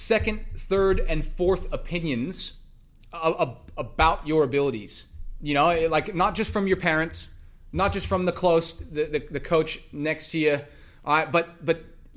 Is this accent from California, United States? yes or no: no; Texas, United States; I'm from Texas